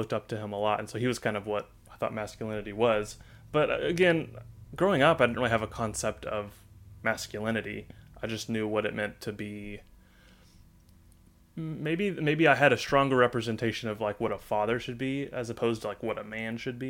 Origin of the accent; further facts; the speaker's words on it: Northwest Arkansas, United States; I'm not from Texas. I'm from Arkansas. So born and raised in Northwest Arkansas. Silent Springs, where me and Connor went to high school.